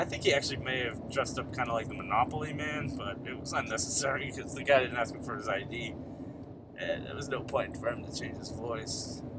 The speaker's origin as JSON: {"language": "English", "town": "Dorchester", "region": "Massachusetts", "country": "United States", "tie": "born or raised there", "said": "Yeah, so I grew up in Dorchester, Mass. Still live in Dorchester. Lived in Dorchester my whole life. I'm a dot rat."}